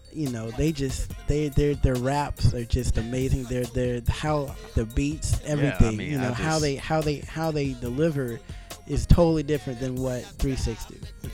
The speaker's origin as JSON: {"language": "English", "region": "the South", "country": "United States", "also_born_or_lived": "Fayetteville, North Carolina", "said": "I'm from the South. You know, I'm from the South, so I grew up listening to, you know"}